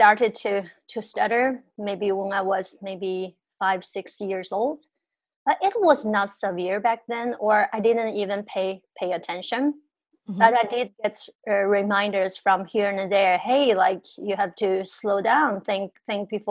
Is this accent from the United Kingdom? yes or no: no; China; moved away as an adult; growing up in China